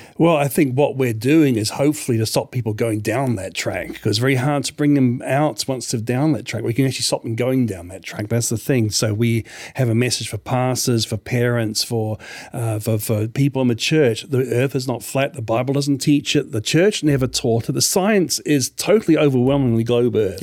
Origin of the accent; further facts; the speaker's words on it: New Zealand; moved away as an adult; also born or lived in Australia; New Zealand, where I grew up, where I lived, uh, for th-, twenty-five years